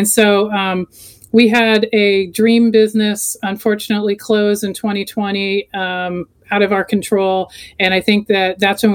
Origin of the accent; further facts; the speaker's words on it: Florida, United States; moved away as an adult; also born or lived in Colorado; I grew up in Florida, moved to Colorado in 95